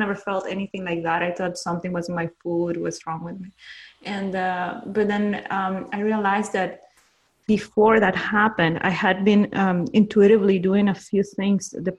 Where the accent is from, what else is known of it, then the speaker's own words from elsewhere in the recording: Peru; I'm from Peru, and in Peru, people, at least people in my circle, were just, you know, working, worried about surviving